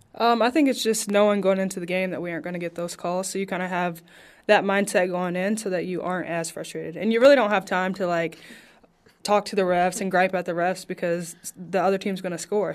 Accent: Princeton, Indiana, United States; now in Las Vegas, United States; I'm from Princeton, Indiana, so Southern Indiana.

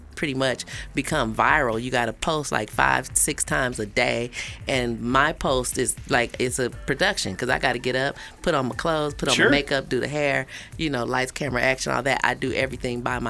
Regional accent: the Bay Area, California, United States; I'm from the Bay Area

